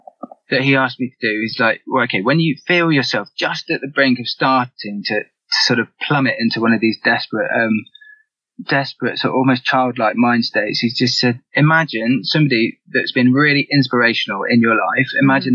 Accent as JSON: {"language": "English", "region": "England", "country": "United Kingdom", "tie": "born or raised there", "said": "Yeah, in England."}